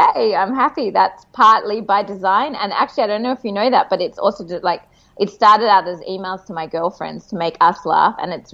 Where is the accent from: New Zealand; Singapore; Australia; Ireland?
Australia; now in Tel Aviv, Israel; I'm Australian and I live in Tel Aviv